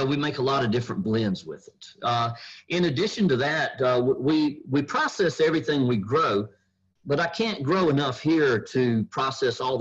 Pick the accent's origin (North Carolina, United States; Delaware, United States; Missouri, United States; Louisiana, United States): North Carolina, United States; now in Kentucky, United States; I'm originally from North Carolina